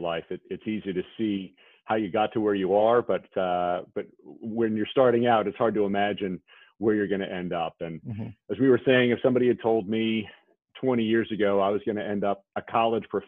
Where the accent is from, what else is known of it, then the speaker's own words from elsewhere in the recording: New York, United States; I grew up in New York in an old Victorian house